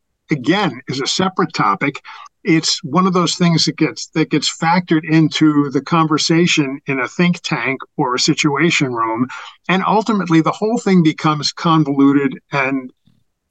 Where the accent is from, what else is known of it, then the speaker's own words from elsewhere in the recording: New York City, New York, United States; growing up in Manhattan